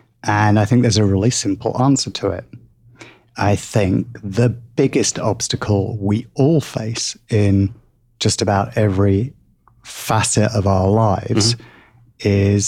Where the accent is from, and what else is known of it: England, United Kingdom